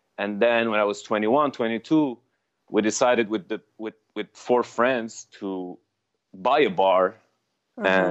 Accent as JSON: {"language": "English", "town": "Beirut", "region": "Beirut Governorate", "country": "Lebanon", "tie": "born or raised there", "first_language": "Armenian", "second_language": "English", "moved": "as an adult", "lives_now": "Canada", "said": "I was born in Lebanon, Beirut, Lebanon, from an Armenian, in an Armenian family, mom and dad, whose families were forced out of their lands, as we know it. And they resided in Lebanon and as refugees. And that's where I come from"}